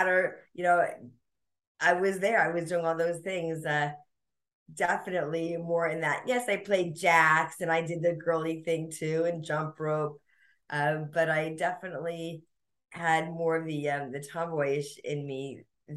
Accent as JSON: {"language": "English", "region": "New Jersey", "country": "United States", "tie": "born or raised there", "moved": "yes", "lives_now": "Southern California, United States", "said": "I grew up in New Jersey with two brothers"}